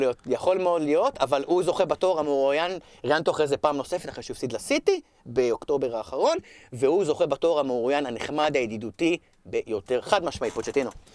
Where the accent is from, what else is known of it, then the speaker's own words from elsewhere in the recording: Israel; אנחנו בישראל, אנחנו לומדים אנגלית נהדרת